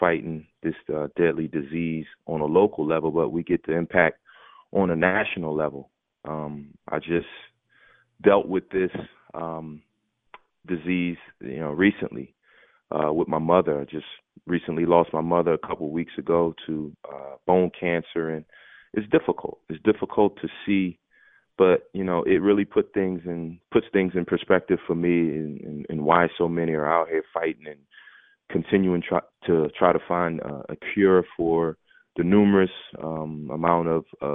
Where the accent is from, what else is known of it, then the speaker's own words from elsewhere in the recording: Philadelphia, Pennsylvania, United States; growing up in Philadelphia